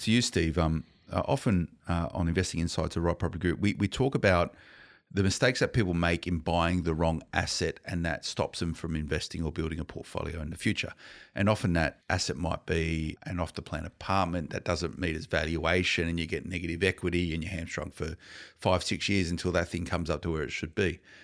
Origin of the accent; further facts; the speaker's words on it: Blacktown, New South Wales, Australia; I grew up in Blacktown, right? I know the western suburbs of Sydney very well